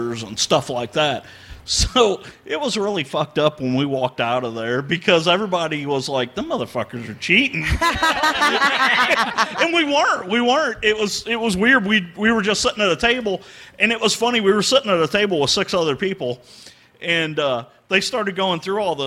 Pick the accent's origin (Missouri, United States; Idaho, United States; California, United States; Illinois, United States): Missouri, United States; St. Louis; moved away as an adult; I grew up in St. Louis.